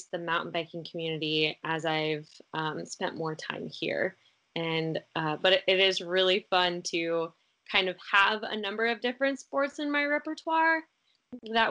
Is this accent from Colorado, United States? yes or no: yes; Denver, Colorado, United States; moved away as an adult; now in Hood River, United States; I grew up in Denver, or in a suburb outside of Denver